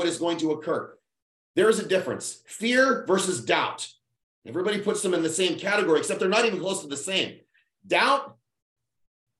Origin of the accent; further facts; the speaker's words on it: Winnipeg, Manitoba, Canada; That's how little money our town had. It's 700,000 people. Winnipeg